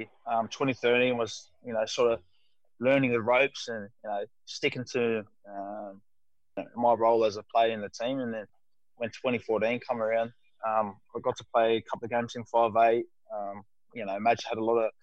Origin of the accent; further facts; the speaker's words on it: Sydney, New South Wales, Australia; I'm always going to be a Mascot boy at heart, and it shows in my football that, you know, we have that never say die sort of attitude that I grew up playing in the South area